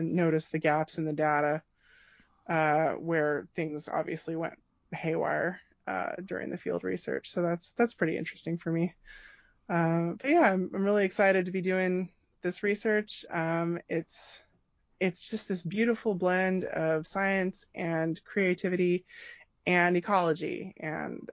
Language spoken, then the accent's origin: English; Gilroy, California, United States; I grew up in Gilroy, California.